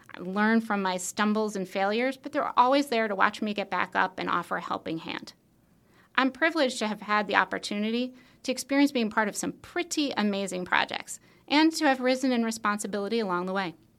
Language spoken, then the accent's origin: English; Long Island, New York, United States; I grew up on Long Island in New York